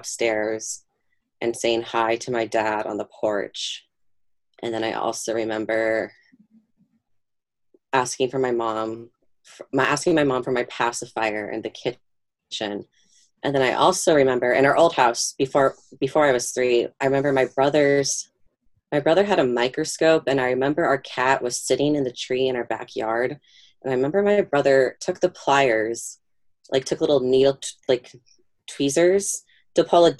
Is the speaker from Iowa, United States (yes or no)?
yes; Fort Dodge, Iowa, United States; now in New York, United States; I was born in Fort Dodge, Iowa in 1993.